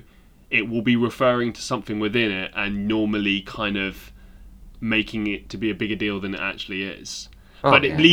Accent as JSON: {"language": "English", "region": "England", "country": "United Kingdom", "moved": "as an adult", "said": "I'm English"}